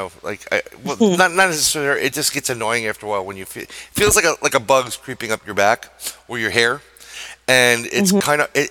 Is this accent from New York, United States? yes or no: yes; New York, United States; I'm a New Yorker